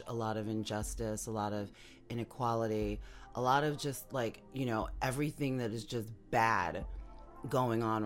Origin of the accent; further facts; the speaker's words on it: New York, United States; now in Florida, United States; in my hometown, you know, my home state, New York, and the stuff that's going on here where I am in Florida